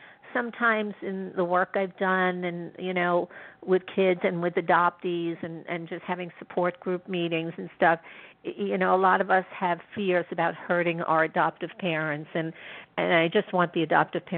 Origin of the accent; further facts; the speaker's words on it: New York City, New York, United States; also born or lived in Manhattan; go to the city from the Bronx